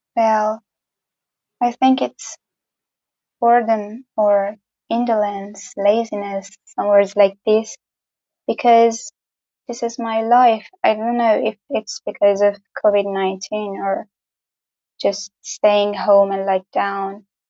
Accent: Gorgan, Golestan, Iran; from Iran, obviously, but I don't live in the famous Tehran or the other cities. I live in the north of Iran in the small town or city, I don't know, a small town called Gorgan

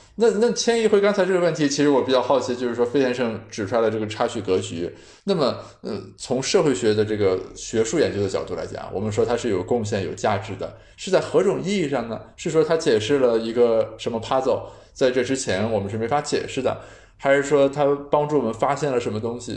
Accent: China; 我们中国人

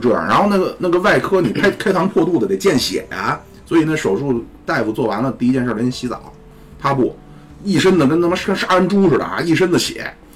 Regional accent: China; 我们中国人

